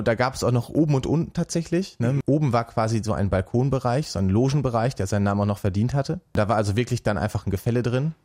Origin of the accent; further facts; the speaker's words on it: Altenberge, North Rhine-Westphalia, Germany; Ich bin ja gebürtiger Münsterländer, komme aus dem schönen Ort Altenberge